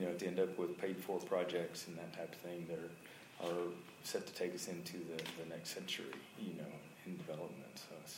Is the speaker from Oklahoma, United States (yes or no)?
yes; Oklahoma City, Oklahoma, United States; I was born in St. Anthony's Hospital on a Wednesday afternoon at 6:30 p.m. You know, over here, back there in about 1953 or so.